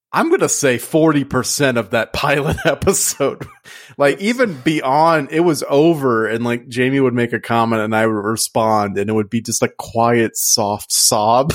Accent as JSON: {"language": "English", "region": "Louisiana", "country": "United States", "tie": "born or raised there", "said": "growing up in Louisiana"}